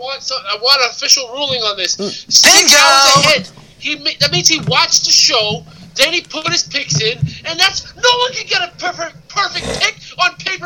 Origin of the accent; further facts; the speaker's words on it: New York City, New York, United States; I'm from Brooklyn, New York, and we don't put on pineapple on pizza.